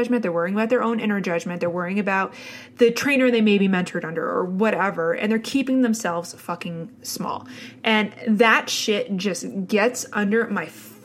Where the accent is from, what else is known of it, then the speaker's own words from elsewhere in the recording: New Jersey, United States; I had the classical suburban New Jersey upbringing.